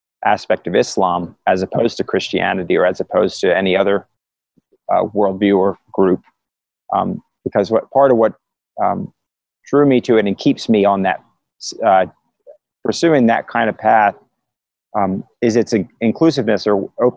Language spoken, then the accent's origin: English; Philadelphia, Pennsylvania, United States; I was raised in Philadelphia